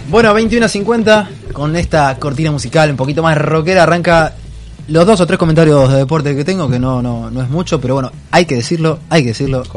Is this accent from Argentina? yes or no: yes; Río Gallegos, Santa Cruz, Argentina; moved away; Río Gallegos, mi ciudad